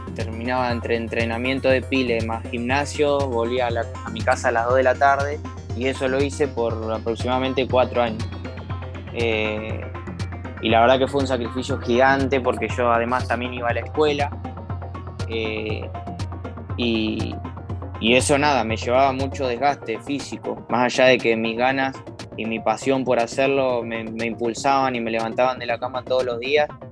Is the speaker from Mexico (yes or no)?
no; Campana, Buenos Aires Province, Argentina; yo soy de Campana, provincia de Buenos Aires, más o menos unos 90 kilómetros de, la capital